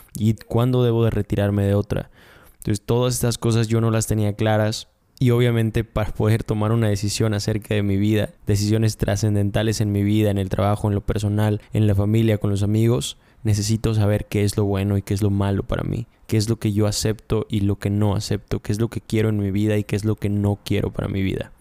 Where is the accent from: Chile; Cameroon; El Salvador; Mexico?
Mexico; Mérida, Yucatán; yo soy de Mérida, y soy de Yucatán